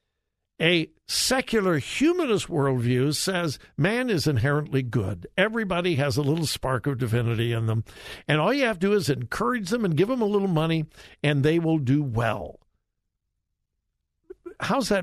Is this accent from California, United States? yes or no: yes; California, United States; moved away; And I haven't lived in California for a long time, but that's my home state, born and raised there.